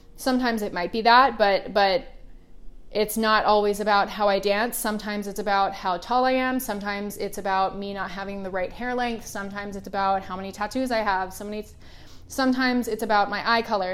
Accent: Oregon, United States; now in Los Angeles, United States; I grew up in the Pacific Northwest, so it rained a lot

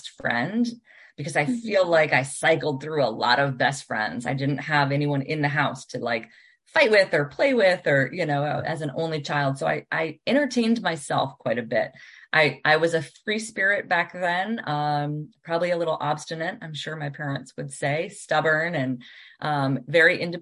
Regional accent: Washington, District of Columbia, United States; moved away as an adult; also born or lived in Northern Virginia / Oregon / Scotland; I grew up in Washington, DC

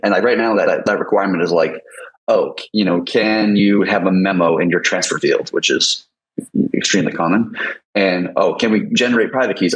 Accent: United States; I'm American

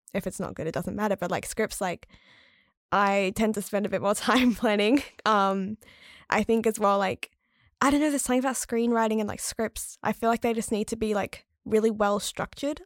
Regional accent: rural South Australia, Australia; moved away as an adult; also born or lived in Adelaide; now in Melbourne, Australia; I grew up in rural South Australia

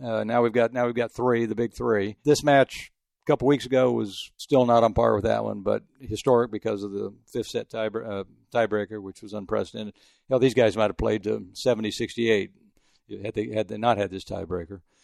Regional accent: El Paso, Texas, United States; moved away; also born or lived in Houston / France; I grew up in El Paso

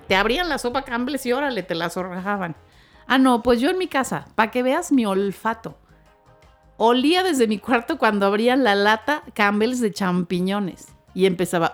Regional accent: Mexicali, Baja California, Mexico; moved away; crecí con eso, con los años que viví de niña en Mexicali

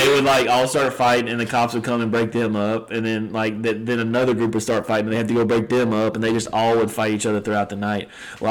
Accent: Sabine Parish, Louisiana, United States; growing up in a rural parish

